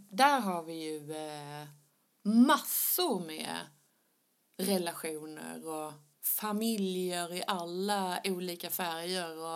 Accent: Skåne, Sweden; accent: Skånska; mina men... skånska diftonger

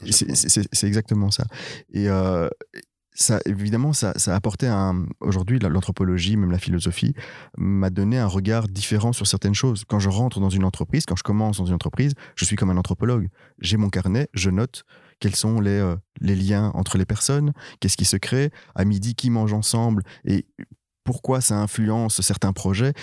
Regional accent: Brussels, Brussels-Capital Region, Belgium; moved away as an adult; je suis né à Bruxelles, j'ai toujours vécu à Bruxelles jusqu'il y a trois ans

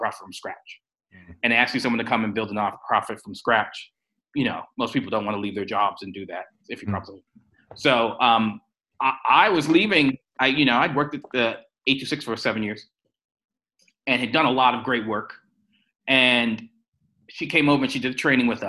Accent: New York, United States; moved away as an adult; now in Scotland; I'm a New Yorker, but I'm born and bred New Yorker.

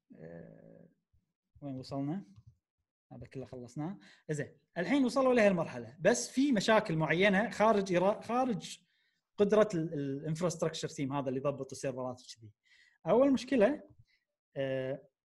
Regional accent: Kuwait; احنا عندنا بالكويت

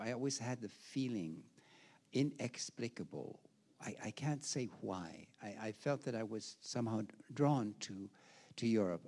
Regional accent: Milwaukee, Wisconsin, United States; moved away as an adult; also born or lived in Chicago; now in Hamburg, Germany; I was born in Milwaukee. My ballet study was in Milwaukee

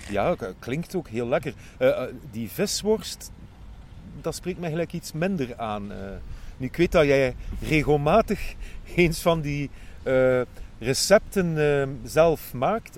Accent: Ghent, Flanders, Belgium; als eh, Gentenaars

